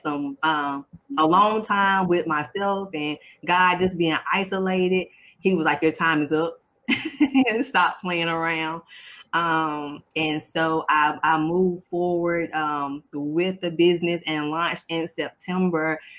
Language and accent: English; South Carolina, United States; I'm from South Carolina